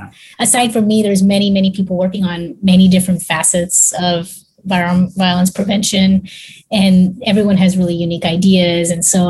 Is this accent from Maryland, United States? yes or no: no; Texas, United States; I'm from Texas. There would be no support for what I was doing if I was super political about it.